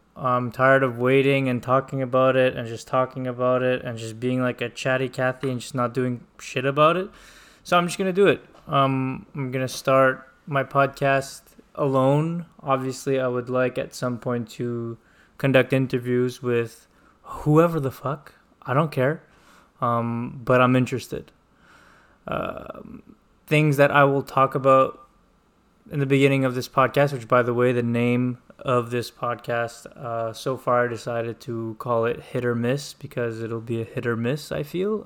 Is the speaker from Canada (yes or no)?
yes; Montreal, Quebec, Canada; I am from Montreal